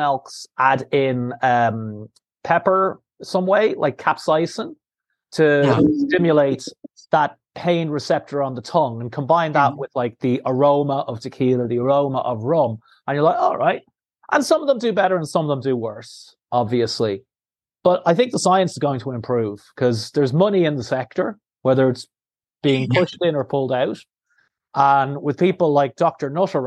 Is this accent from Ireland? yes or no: yes; Ireland; I am the Irishman who's not a Guinness drinker.